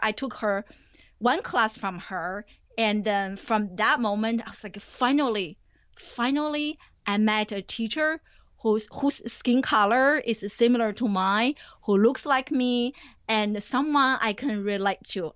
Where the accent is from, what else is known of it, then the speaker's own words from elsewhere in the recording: Beijing, China; moved away as an adult; also born or lived in New Jersey; now in United States; I grew up in China. I didn't come to the U S until, I think, two thousand three to go to graduate school.